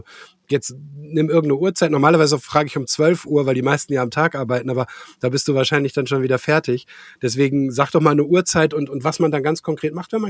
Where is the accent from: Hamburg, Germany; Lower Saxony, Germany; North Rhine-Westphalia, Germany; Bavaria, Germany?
North Rhine-Westphalia, Germany; Gelsenkirchen; born there; Äh, ich bin in Gelsenkirchen geboren, äh, Gelsenkirchen-Bur, in irgendwie, weiß nicht, wie weit das von dir weg ist.